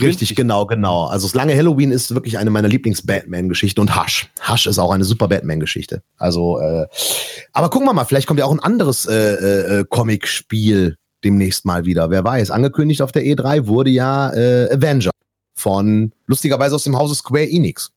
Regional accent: Erkrath, North Rhine-Westphalia, Germany; hier in, in Erkrath, meiner Heimatstadt.

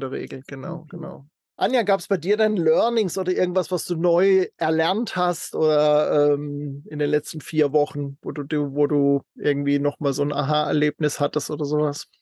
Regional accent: near Freiburg im Breisgau, Baden-Württemberg, Germany; FR ist dann auch noch aus meiner Heimat, das ist der Nachbarkreis aus in, äh, Freiburg in Breisgau.

